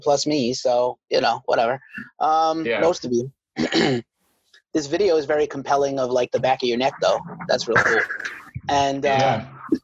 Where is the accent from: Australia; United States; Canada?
United States; New York City, New York; I'm from New York City